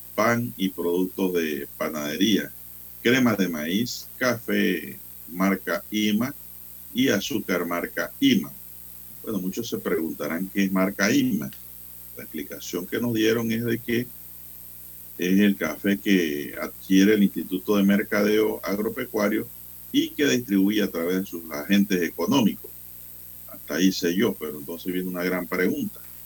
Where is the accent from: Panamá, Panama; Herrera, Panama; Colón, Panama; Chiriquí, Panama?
Panamá, Panama; San Miguelito, Panama; cuando éramos niños en San Miguelito